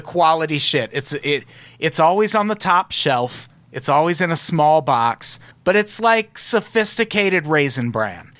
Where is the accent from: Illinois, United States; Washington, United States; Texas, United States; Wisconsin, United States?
Illinois, United States; Peoria; I grew up in Peoria